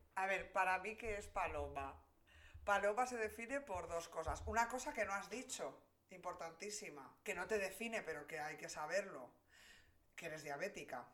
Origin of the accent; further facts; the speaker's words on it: Santander, Cantabria, Spain; also born or lived in Polientes, Valderredible; soy de Santander, trabajo en publicidad